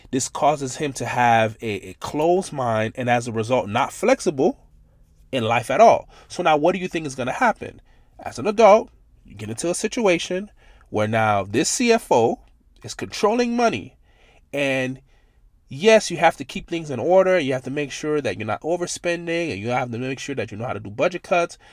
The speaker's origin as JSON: {"language": "English", "town": "Miami", "region": "Florida", "country": "United States", "tie": "born or raised there", "said": "growing up in Miami, Florida"}